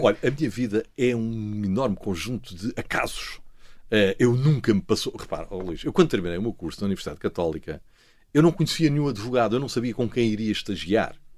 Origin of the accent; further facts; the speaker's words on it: Lisbon, Portugal; eu sou lisboeta, nasci em, em, Lisboa, no Hospital de Santa Maria, mas os meus pais são alentejantes